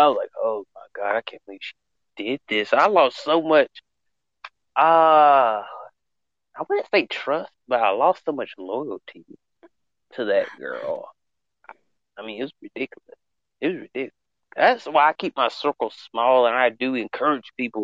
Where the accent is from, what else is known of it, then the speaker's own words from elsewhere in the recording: the South, United States; I'm from the South. We do say back burner.